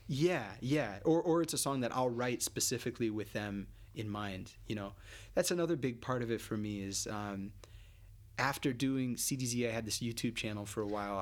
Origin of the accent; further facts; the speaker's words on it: United States; as an American